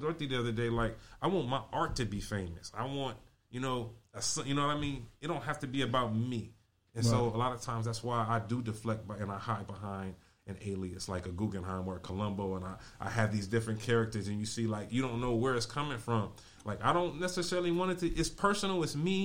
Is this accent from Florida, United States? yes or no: no; Compton, California, United States; I grew up in Compton as an only child